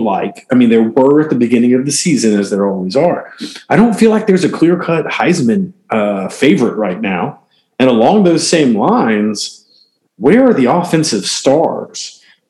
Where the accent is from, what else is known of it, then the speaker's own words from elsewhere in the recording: Spartanburg, South Carolina, United States; my hometown of Spartanburg